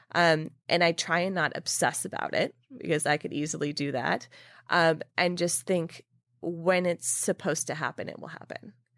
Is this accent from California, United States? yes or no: yes; California, United States; moved away as an adult; now in New York, United States; when I moved to New York from California, after living in California my whole life